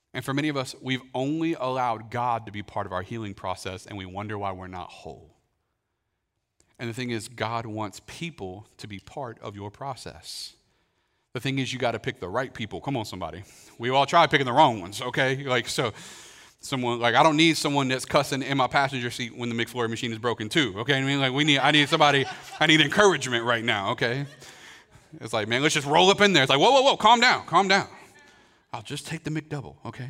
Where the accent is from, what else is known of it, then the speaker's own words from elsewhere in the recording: Kentucky, United States; growing up in Kentucky